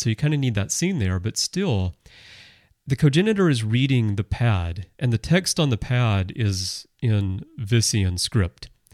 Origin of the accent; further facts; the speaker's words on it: United States; moved away as an adult; also born or lived in Russia; now in Japan; I, I'm American, I grew up in America, but I've lived in Russia, I live in Japan now, I've lived here